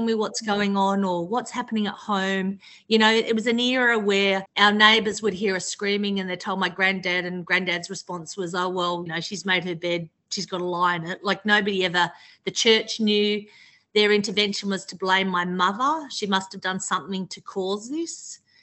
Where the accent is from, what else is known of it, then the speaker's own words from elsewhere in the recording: Tasmania, Australia; moved away as an adult; now in Melbourne, Australia; I grew up in Tasmania, but I've sort of lived in Melbourne since I was I moved here in my early 20s